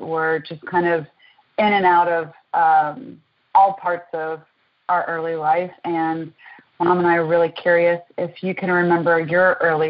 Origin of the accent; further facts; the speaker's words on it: Atlanta, Georgia, United States; We grew up in Atlanta, and we were in Grant Park until I was about middle school years.